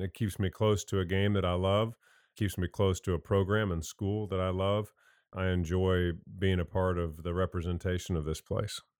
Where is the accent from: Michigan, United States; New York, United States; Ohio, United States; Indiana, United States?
Indiana, United States; moved away as an adult; also born or lived in North Carolina; I grew up in Indiana, came down here, played for Coach Smith.